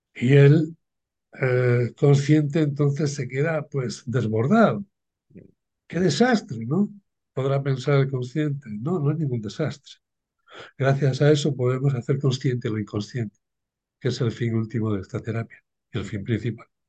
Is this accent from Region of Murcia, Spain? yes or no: yes; Cartagena, Region of Murcia, Spain; Nací en un pueblo de pescadores, aquí en, el Levante, en sureste de España, en Cartagena